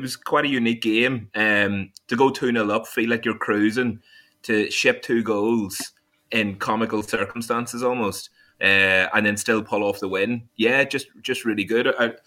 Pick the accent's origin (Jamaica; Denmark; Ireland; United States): Ireland; now in England; I'm Irish